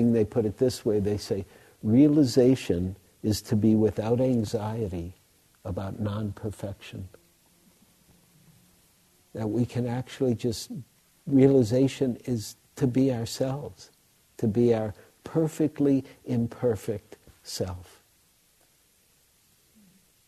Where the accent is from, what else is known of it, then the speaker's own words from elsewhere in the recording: Detroit, Michigan, United States; I grew up in Detroit